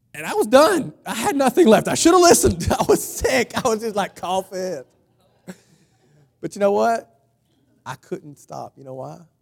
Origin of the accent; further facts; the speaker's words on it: United States; I'm, I'm American, patriotic